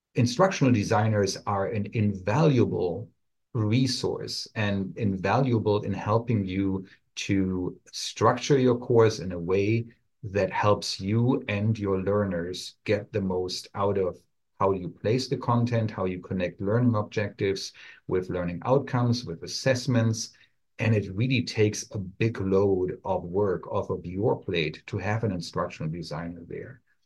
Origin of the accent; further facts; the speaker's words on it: Germany; English is a second language; moved away as an adult; now in United States; my accent still shines through a little bit here and there. I'm originally from Germany, where I studied pharmacy before I came over to the United States